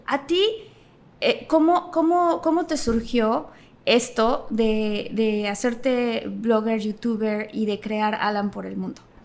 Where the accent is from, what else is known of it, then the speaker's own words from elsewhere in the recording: Tabasco, Mexico; moved away as an adult; also born or lived in Mexico City; soy de Tabasco, del sureste de la República Mexicana